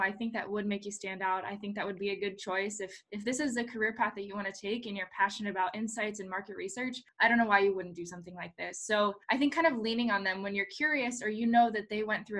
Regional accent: Ohio, United States; moved away as an adult; also born or lived in Florida; I did grow up in the Midwest. I grew up in Ohio

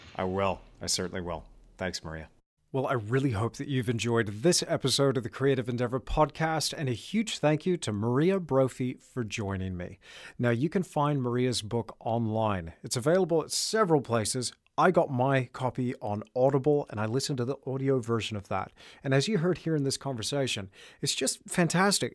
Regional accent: Perth, Western Australia, Australia; also born or lived in Austin, Texas / New Zealand; we moved to New Zealand when I was six years old. And then from there, when I was ten, we moved to Australia. And I grew up in Australia, lived there for twenty-two years. I was in Perth.

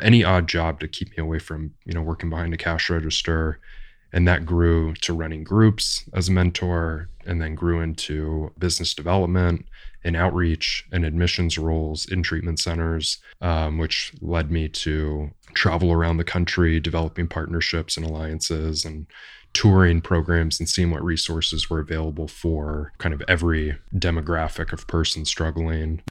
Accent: Orange County, California, United States; I grew up in Orange County

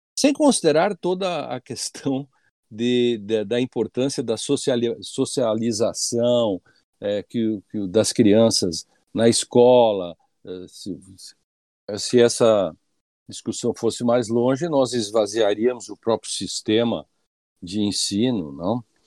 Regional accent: Rio Grande do Sul, Brazil; Rio Grande do Sul, né, minha terra

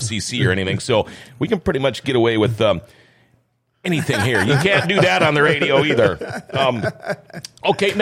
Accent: Thief River Falls, Minnesota, United States; You're in Thief River Falls. That's where I'm from.

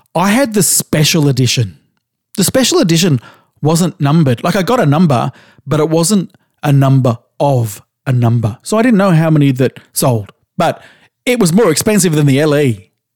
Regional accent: Australia; I grew up in Australia in the seventies

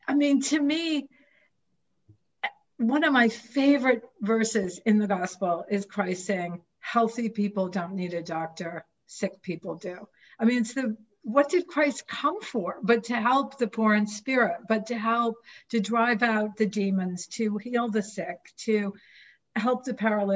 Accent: coast of New Hampshire, United States; I was born and raised on the coast of New Hampshire

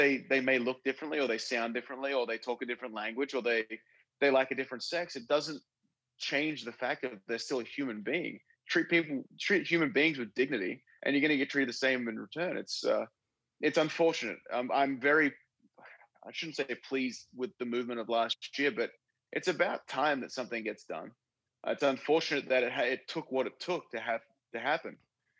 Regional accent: Australia; also born or lived in Chicago; now in Florida, United States; I'm Australian

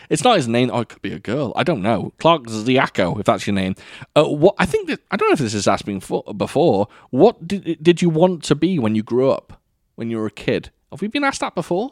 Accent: United Kingdom; I can't say you all. I'm British.

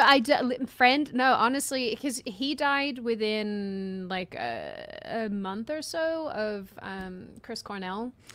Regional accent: Australia; I'm Australian

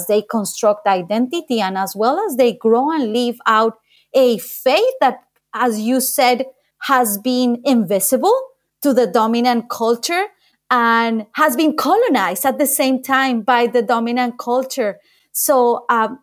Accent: Colombia; moved away; my country, Colombia

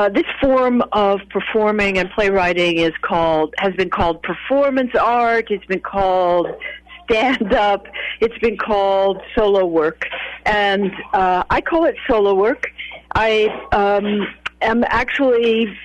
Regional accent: St. Joseph, Missouri, United States; moved away; I grew up in St. Joseph

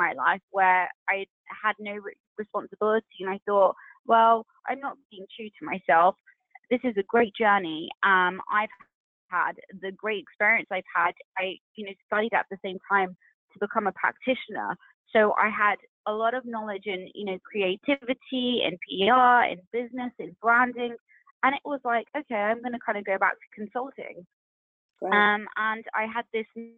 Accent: United Kingdom; being British Asian

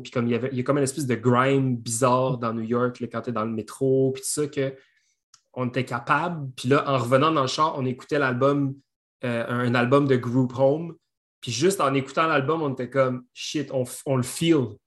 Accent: Belœil, Quebec, Canada; j'ai grandi à Belleuil

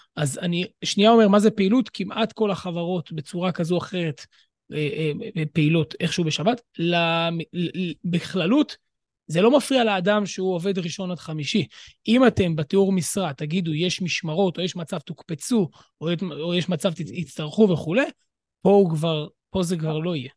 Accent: Jerusalem, Jerusalem District, Israel; אני ירושלמי

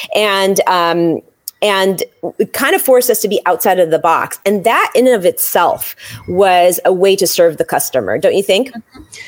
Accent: San Francisco, California, United States; moved away; I was born in San Francisco

